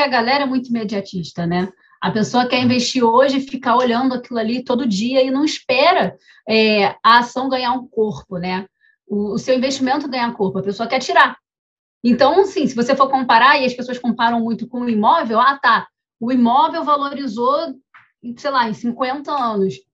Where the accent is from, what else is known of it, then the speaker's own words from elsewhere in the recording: Rio de Janeiro, Brazil; a gente é carioca